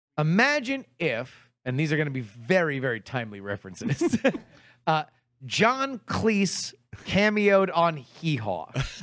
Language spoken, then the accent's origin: English; Fort Lauderdale, Florida, United States; moved away; Growing up in Fort Lauderdale